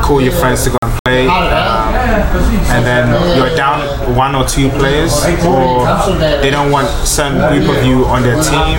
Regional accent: London, United Kingdom; I grew up in London

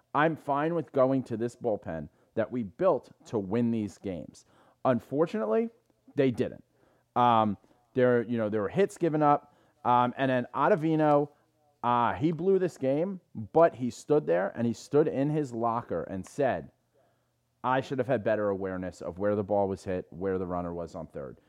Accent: New York City, New York, United States; I'm an Irish guy from the Bronx.

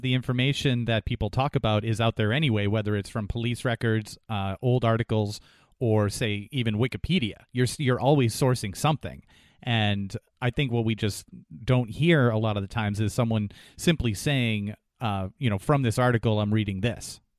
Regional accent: New Hampshire, United States; moved away; the area that I grew up in, in New Hampshire

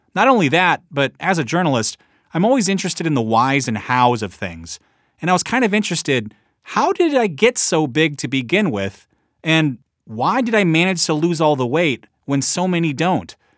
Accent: Midwest, United States; I am from the Midwest

